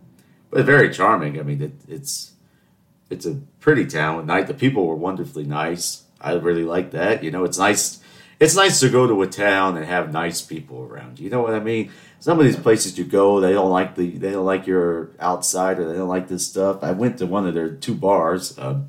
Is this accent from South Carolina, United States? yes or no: yes; Charleston, South Carolina, United States; know why I don't have an accent, but people don't believe I'm from Charleston. They think I'm from somewhere up north, but no, I have to tell them I'm born and raised in Charleston.